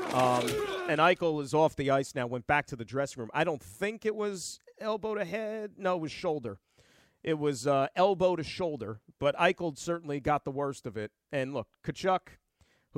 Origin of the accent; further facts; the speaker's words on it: New Jersey, United States; my home state